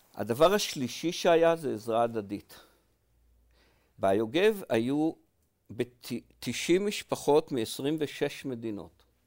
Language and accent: Hebrew; HaYogev, Northern District, Israel; also born or lived in Paris, France; גדלתי במושב קטן בעמק יזרעאל בשם היוגב